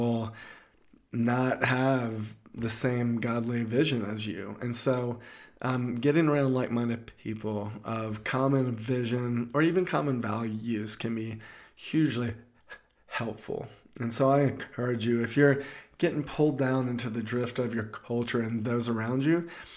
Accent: the South, United States; I'm from the South, and we used to go crabbing

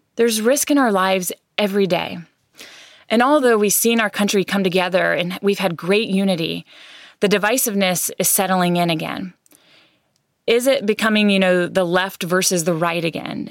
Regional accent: United States; as American citizens

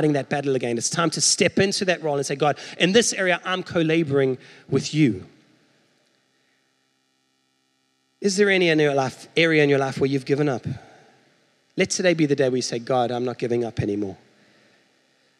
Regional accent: South Africa; now in United States; as a South African

